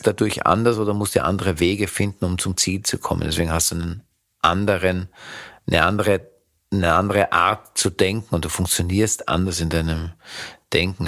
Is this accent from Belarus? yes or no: no; Vienna, Austria; Ich habe im zweiten Bezirk gewohnt, ich bin ein Kind des zweiten Bezirkes, nennt sich Leopoldstadt